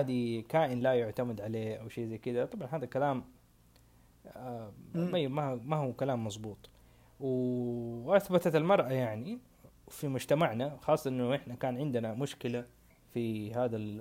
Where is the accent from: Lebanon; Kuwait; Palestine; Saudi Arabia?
Saudi Arabia